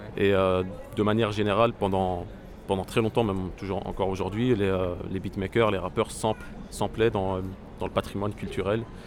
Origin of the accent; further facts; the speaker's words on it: Beirut, Beirut Governorate, Lebanon; ma ville natale, donc la ville de Beyrouth